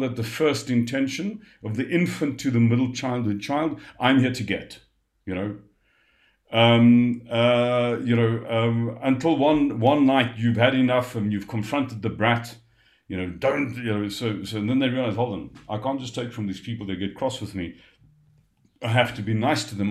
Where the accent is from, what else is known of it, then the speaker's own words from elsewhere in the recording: South Africa; I'm a South African